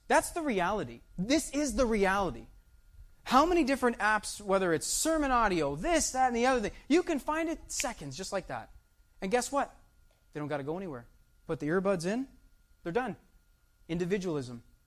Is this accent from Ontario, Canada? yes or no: yes; Windsor, Ontario, Canada; Myself, I was born in Windsor. My children, they were born in Windsor, Ontario, Canada